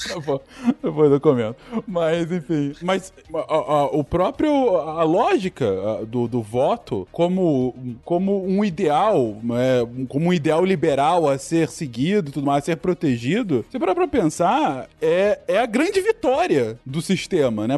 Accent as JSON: {"language": "Portuguese", "country": "Brazil", "said": "como brasileiro"}